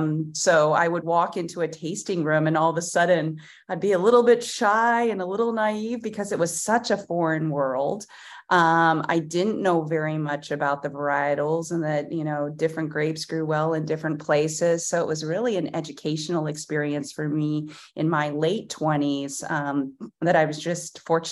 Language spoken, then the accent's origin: English; Pennsylvania, United States; because I grew up in Pennsylvania. And when you grow up in Pennsylvania in the 80s, it's a total different wine industry, and wine was not on our dinner table.